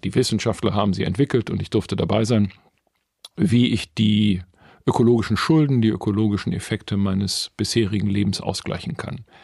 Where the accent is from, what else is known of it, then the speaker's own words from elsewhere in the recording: Essen, North Rhine-Westphalia, Germany; Ich bin 1968 im Essen und Norden geboren, tatsächlich in einem Bergarbeitermilieu